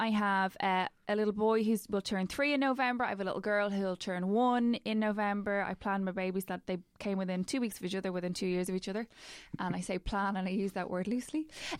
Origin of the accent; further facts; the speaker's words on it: Templeogue, County Dublin, Ireland; I'm from Temple Oak and I've never lived more than probably a kilometre from Temple Oak.